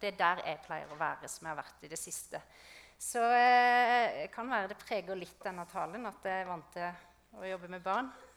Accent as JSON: {"language": "Norwegian", "area": "Østre Moland", "region": "Agder", "country": "Norway", "tie": "born or raised there", "moved": "as an adult", "lives_now": "Vegårshei, Norway", "said": "Jeg er oppvokst i Østre Moland"}